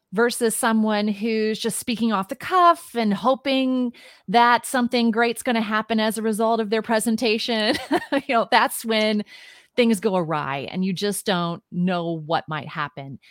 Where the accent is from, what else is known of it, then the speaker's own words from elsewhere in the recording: Midwest, United States; moved away as an adult; also born or lived in New York City; now in Washington, D.C. area, United States; I was born and raised in the Midwest.